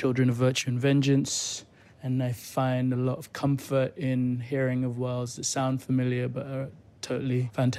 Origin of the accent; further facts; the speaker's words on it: Nigeria; now in London, United Kingdom; I'm Nigerian, based in London.